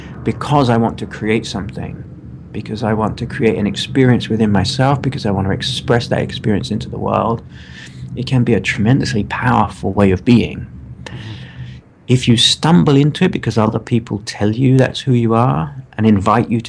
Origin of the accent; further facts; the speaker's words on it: United Kingdom; I'm British